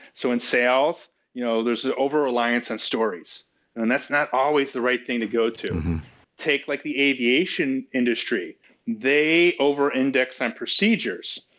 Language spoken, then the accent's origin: English; Chicago, Illinois, United States; I'm from Chicago